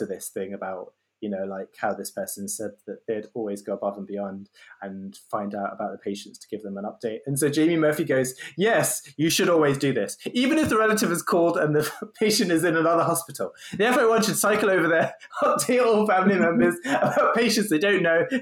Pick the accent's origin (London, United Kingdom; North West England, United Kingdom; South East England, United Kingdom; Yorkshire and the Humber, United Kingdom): London, United Kingdom; Growing up in London